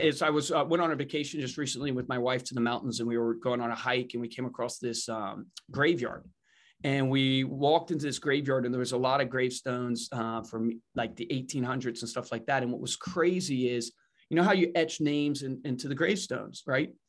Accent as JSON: {"language": "English", "area": "Savannah County", "region": "Virginia", "country": "United States", "tie": "born or raised there", "said": "grew up in Virginia in Savannah County"}